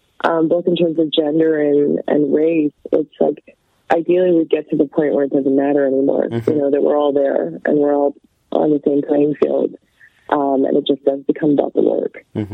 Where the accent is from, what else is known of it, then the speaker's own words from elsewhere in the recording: Canada; Like, I grew up in Canada. I didn't have any connection to the business.